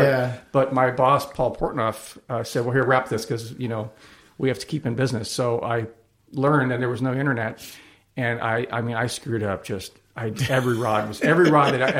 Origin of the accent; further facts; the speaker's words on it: Buena Park, California, United States; also born or lived in La Palma, California; I grew up in Buena Park, but I lived in La Palma, went through my teenage years